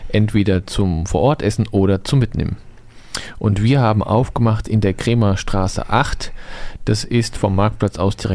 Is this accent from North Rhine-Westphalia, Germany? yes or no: no; Dietesheim, Hesse, Germany; Hanau ist mir schon immer bekannt, weil ich bin in Dietesheim aufgewachsen und von Dietesheim die nächste Großstadt, um Sachen einzukaufen